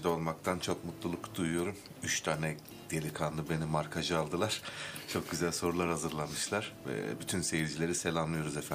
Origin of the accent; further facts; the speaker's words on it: Elazığ, Elazığ Province, Turkey; moved away as an adult; also born or lived in Erzurum; now in Ankara, Turkey; gelenekten gelen bir sanatçıyım, Elazığlıyım.